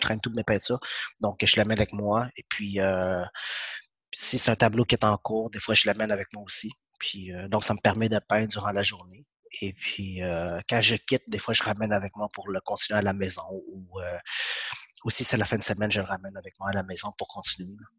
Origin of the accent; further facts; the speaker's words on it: Quebec, Canada; French is a second language; also born or lived in Vietnam; je suis arrivé ici, je parlais pas français du tout, donc j'ai commencé ma première année.